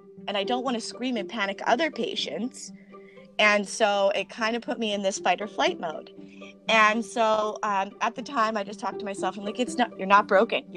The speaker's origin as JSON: {"language": "English", "town": "Langley", "region": "British Columbia", "country": "Canada", "tie": "born or raised there"}